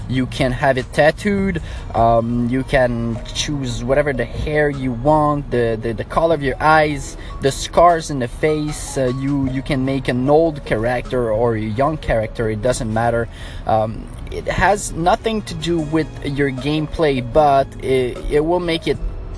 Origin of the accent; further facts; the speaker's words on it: Montreal, Quebec, Canada; accent: French; English is a second language; I have a little French accent because I'm from Montreal, Quebec, Canada